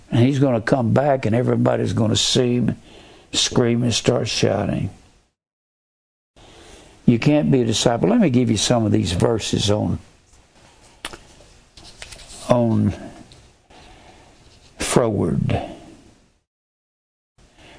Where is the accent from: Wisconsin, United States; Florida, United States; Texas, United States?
Texas, United States; Fort Worth; I was raised in Fort Worth